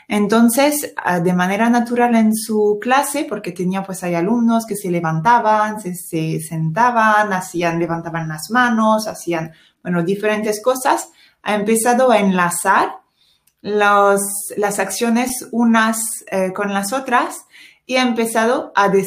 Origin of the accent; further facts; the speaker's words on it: France; Spanish is a second language; now in Spain; sí soy francesa